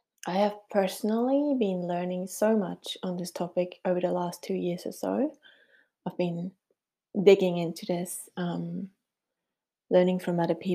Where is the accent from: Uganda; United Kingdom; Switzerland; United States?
Switzerland; first language Swiss German; English is a second language; moved away as an adult; now in New Zealand; can tell by my funny accent that I was born in Switzerland, and we have moved to New Zealand 13 years ago